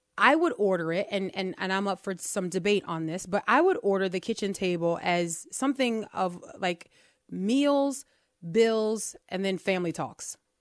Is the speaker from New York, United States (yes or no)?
no; New Orleans, Louisiana, United States; we are from New Orleans and we have names like Chapatulas